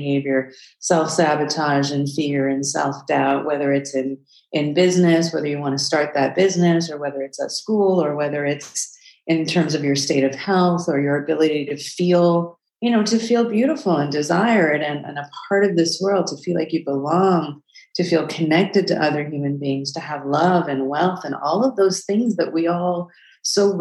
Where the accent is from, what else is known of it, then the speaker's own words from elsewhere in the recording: South Africa; I was born in South Africa during apartheid